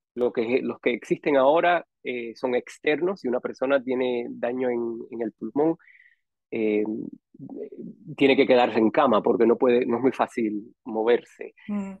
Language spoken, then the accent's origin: Spanish; Miami, Florida, United States; also born or lived in Matanzas, Cuba / San José, Costa Rica; en el 82 ya llegué a, Miami y ahí viví